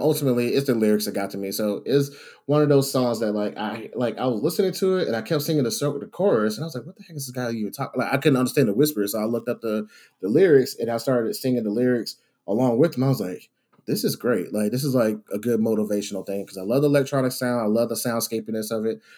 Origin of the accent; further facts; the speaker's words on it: Savannah, Georgia, United States; I grew up in South Georgia, Savannah area, down that way.